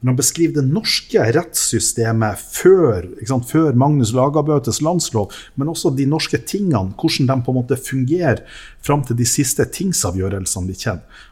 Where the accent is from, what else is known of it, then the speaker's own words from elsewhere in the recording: Lofoten, Nordland, Norway; also born or lived in Tysfjord / Vesterålen; Vi har vokst opp med en identitet om at mm. vi er nå fra Lofoten